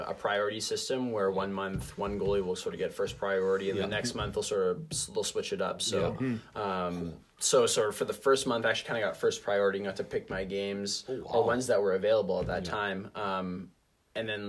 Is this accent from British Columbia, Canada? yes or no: no; Winnipeg, Manitoba, Canada; I'm from Winnipeg.